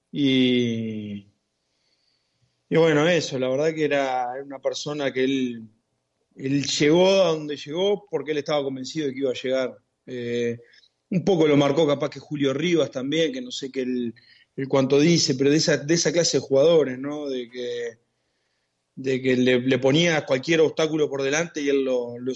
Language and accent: Spanish; Montevideo, Uruguay; es del barrio acá del Prado también, en realidad él es del Cerro, pero el, club es, de acá del, barrio donde, yo me crié.